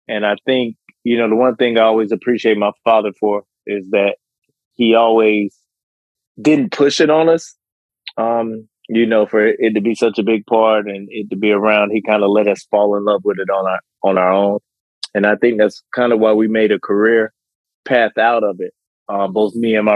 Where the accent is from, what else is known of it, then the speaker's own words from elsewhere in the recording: Houston, Texas, United States; I grew up in Houston, Texas.